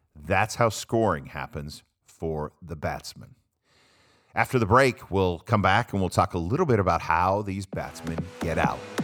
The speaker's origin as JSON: {"language": "English", "country": "United States", "said": "I'm an American"}